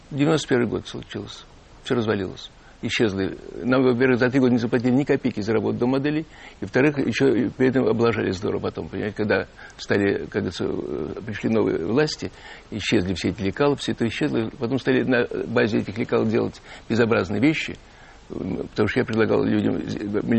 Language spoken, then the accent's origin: Russian; Ivanovo, Ivanovo Oblast, Russia; now in Moscow, Russia; Конечно, потому что я, когда начал, приехал в Москву из Иванова, да, да. такой серый, скучный такой мальчик